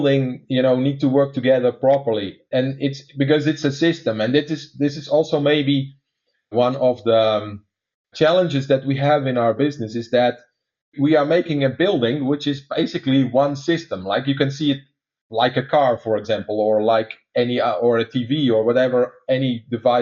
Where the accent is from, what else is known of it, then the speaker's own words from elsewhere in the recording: Netherlands; accent: Dutch; English is a second language; some of your listeners are trying to place my accent right now, is that I'm actually a Dutch guy